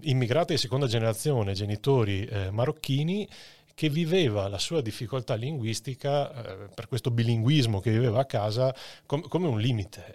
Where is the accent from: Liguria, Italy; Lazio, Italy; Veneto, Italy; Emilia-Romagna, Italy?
Veneto, Italy; Padua; conoscevo da Padovano bene